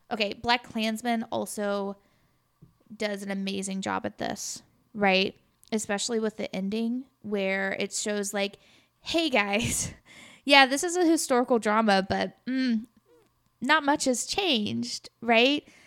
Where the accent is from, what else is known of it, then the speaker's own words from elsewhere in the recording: Sikeston, Missouri, United States; I came from Sykes to Missouri